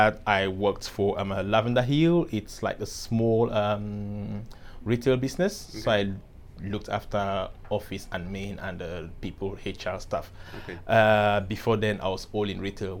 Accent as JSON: {"language": "English", "country": "Cameroon", "tie": "born or raised there", "moved": "as an adult", "lives_now": "London, United Kingdom", "said": "I was born in Cameroon, moved to England, London 8 years ago."}